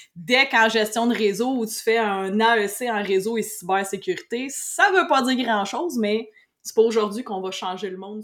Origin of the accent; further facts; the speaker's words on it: Saint-Hyacinthe, Quebec, Canada; also born or lived in Beloeil / Mont-Saint-Hilaire area; je suis originaire de Saint-Hyacinthe, puis j'ai encore Saint-Hyacinthe tatoué sur le cœur.